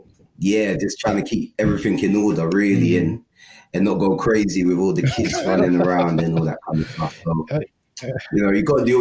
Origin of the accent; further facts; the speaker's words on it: London, United Kingdom; also born or lived in Ghana; I'm a London boy, but you know, originally from Paris, Ghana. I'm from Ghana, nice.